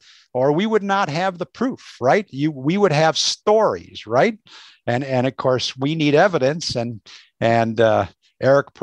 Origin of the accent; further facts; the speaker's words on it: Allen Park, Michigan, United States; I live on the U.S. side, and so I grew up in, suburban Detroit and Allen Park, and lived around a number of different places, but yeah, Southeast Michigan's my home.